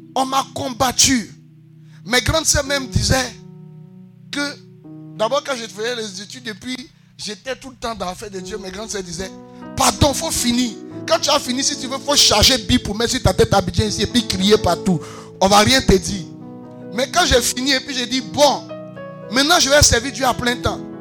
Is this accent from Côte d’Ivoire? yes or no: yes; Côte d’Ivoire; Pascal et moi, nous sommes enfants de Macori